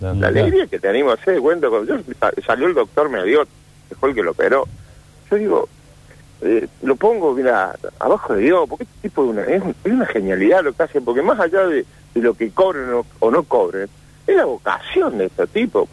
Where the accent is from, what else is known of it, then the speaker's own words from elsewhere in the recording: Etruria, Córdoba, Argentina; somos de Etruria